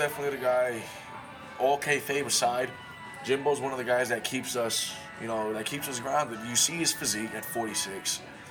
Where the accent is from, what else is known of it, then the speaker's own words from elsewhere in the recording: Massachusetts, United States; now in Colorado Springs, United States; Fall River, Massachusetts. That's my home state.